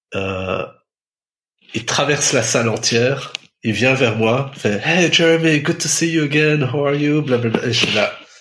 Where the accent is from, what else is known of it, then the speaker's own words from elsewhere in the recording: Belgium; je viens de Belgique